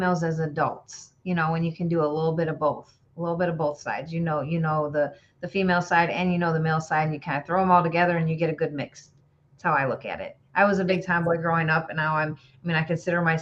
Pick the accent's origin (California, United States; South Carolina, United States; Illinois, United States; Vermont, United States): Illinois, United States; Somonauk; I grew up in a small town, Sominock, Illinois